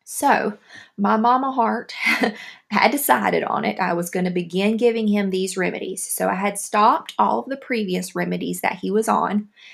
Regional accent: the South, United States; accent: southern; my southern accent

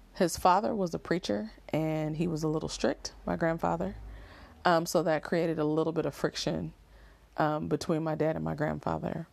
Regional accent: Oakland, California, United States; I'm really from Oakland

